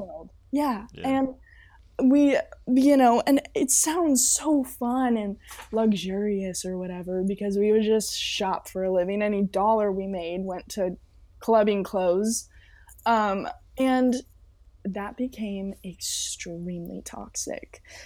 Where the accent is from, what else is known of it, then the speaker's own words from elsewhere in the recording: Temecula, California, United States; now in Los Angeles, United States; I'm from Temecula, California